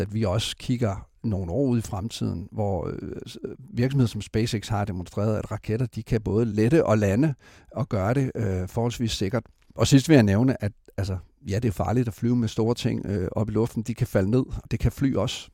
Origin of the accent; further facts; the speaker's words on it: Esbjerg, Southern Denmark, Denmark; jeg har selv født og opvokset i Esbjerg